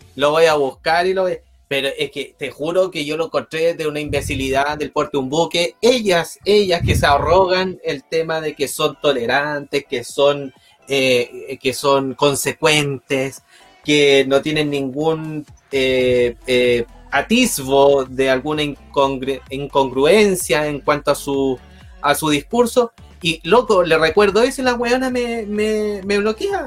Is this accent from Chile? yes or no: yes; Chile; yo como ciudadano chileno